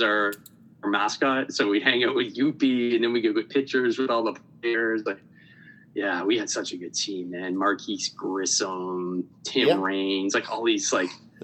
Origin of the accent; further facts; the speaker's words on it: Montreal, Quebec, Canada; I'm Canadian, born and raised in the suburbs of Montreal